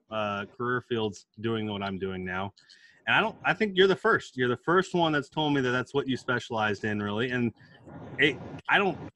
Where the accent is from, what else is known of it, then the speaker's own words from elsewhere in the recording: Alabama, United States; also born or lived in Camp Pendleton, California; as I said … I'm from Alabama.